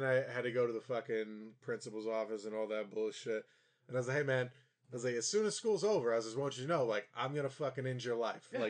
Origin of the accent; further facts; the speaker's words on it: Virginia, United States; growing up in Virginia?